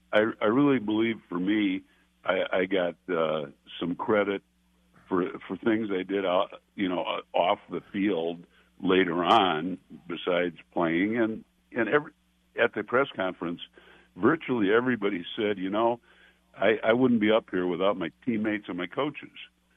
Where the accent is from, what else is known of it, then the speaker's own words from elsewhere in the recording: Minnesota, United States; a lot of Iowa people were very appreciative of knowing I came from Minnesota.